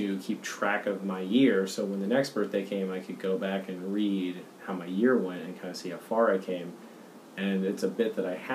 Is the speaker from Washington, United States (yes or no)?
no; Boston, Massachusetts, United States; I'm from Boston. My mom's from Pittsburgh. My dad's from New Jersey